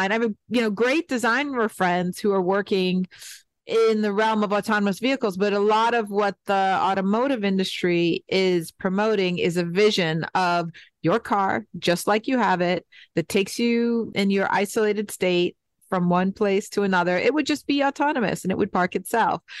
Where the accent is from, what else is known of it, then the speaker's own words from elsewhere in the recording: New York City, New York, United States; moved away as an adult; now in Detroit, United States; I grew up in New York City and then lived in many other places in the United States and recognized how different my experience growing up was. I mean, I literally grew up 50 steps from a subway station you know, and then I went to high school in Manhattan on Fifth Avenue